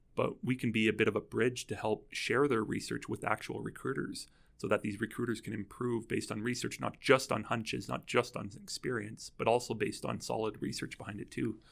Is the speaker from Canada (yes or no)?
yes; Calgary, Alberta, Canada; I am from Calgary here